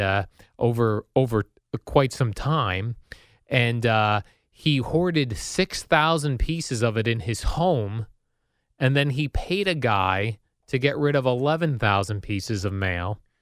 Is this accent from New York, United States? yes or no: no; Colonia, New Jersey, United States; also born or lived in Basking Ridge, New Jersey; I grew up in Colonia and even in Basking Ridge